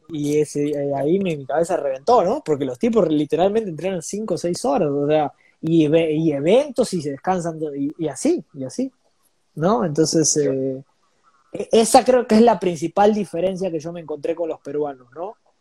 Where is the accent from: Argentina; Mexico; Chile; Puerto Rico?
Argentina; Buenos Aires; moved away as an adult; now in Lima, Peru; estoy orgulloso de haber nacido en esa latitud del globo